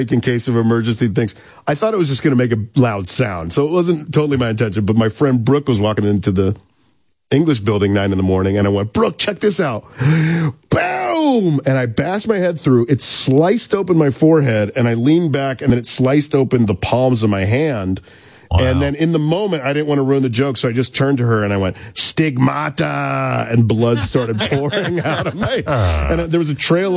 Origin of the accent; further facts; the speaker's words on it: Boca Raton, Florida, United States; also born or lived in Miami; I grew up in Boca Raton, Florida, where only elderly Jewish people from Long Island and New Jersey go to retire